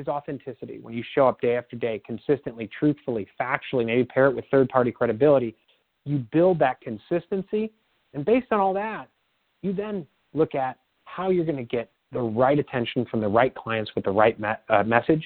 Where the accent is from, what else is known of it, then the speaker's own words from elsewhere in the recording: Midwest, United States; I grew up in the Midwest